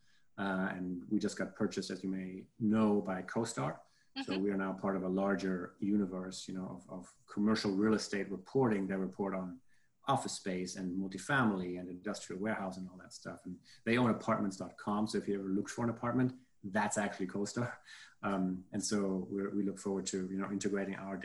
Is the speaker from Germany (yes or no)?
yes; Germany; moved away; I'm from Germany